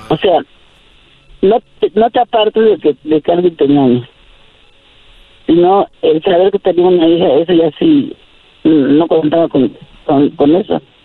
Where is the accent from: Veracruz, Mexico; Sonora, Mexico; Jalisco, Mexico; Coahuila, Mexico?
Veracruz, Mexico; Alto Lucero; moved away as an adult; now in Mexico City, Mexico; Alto Lucero, a mi pueblo